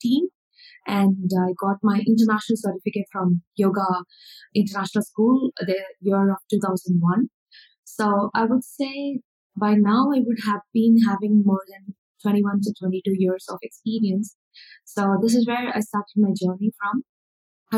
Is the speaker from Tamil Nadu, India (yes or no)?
yes; Chennai, Tamil Nadu, India; I'm from India, Chennai. So this is where I born and brought up